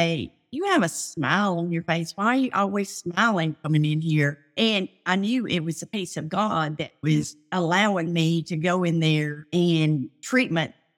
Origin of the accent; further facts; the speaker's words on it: Tennessee, United States; moved away; also born or lived in Louisiana; We lived in Louisiana at the time, and we're originally from Tennessee.